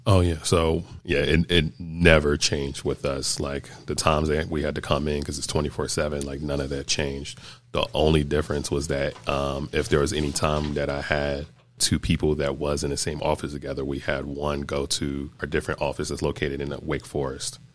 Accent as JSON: {"language": "English", "town": "Greenville", "region": "North Carolina", "country": "United States", "tie": "born or raised there", "said": "I grew up in Greenville, North Carolina"}